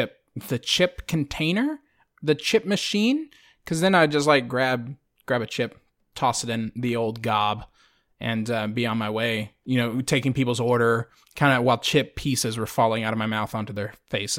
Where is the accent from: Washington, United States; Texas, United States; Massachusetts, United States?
Texas, United States; Friendswood; born or raised there